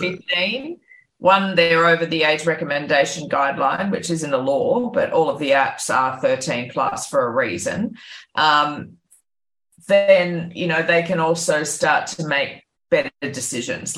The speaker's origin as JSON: {"language": "English", "town": "Byron Bay", "region": "New South Wales", "country": "Australia", "tie": "born or raised there", "said": "my hometown of Byron Bay"}